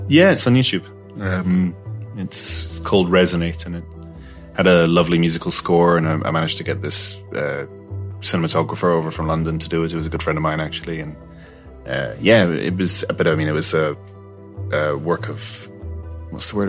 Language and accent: English; Malta; moved away as an adult; also born or lived in Glasgow, Scotland; now in Ireland; I was neither Maltese nor Scottish, but kind of floating in the middle somewhere in ether